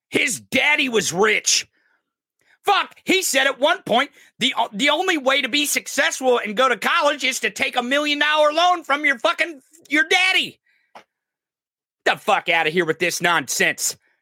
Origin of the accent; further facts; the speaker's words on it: Midwest, United States; I come from the Midwest.